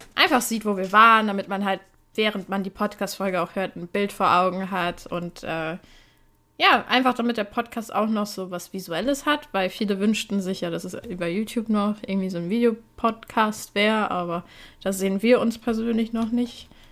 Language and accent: German; Poland; ich bin Polin